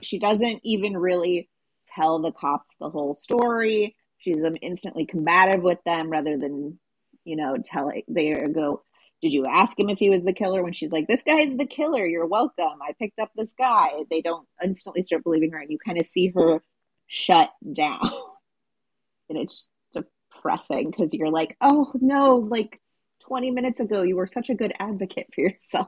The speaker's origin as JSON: {"language": "English", "region": "West Coast", "country": "United States", "said": "I'm from the West Coast"}